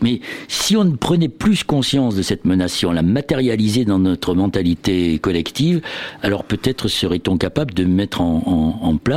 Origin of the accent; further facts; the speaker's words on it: Brittany, France; Bah, moi, je viens de Bretagne, donc forcément, c'est ce qui me vient